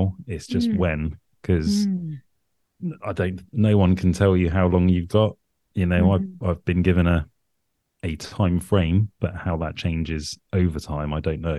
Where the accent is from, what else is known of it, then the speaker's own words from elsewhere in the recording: United Kingdom; The weird accent is because I'm from the UK.